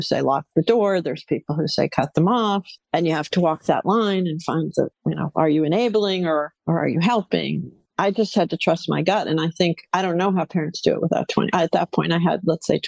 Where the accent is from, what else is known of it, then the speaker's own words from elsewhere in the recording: New England, United States; now in Los Angeles, United States; I grew up in New England, very proper, traditional